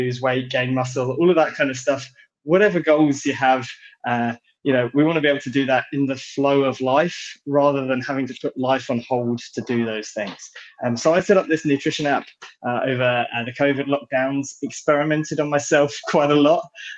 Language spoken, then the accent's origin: English; London, United Kingdom; accent: British; I'm British, so I'm based here in London in the UK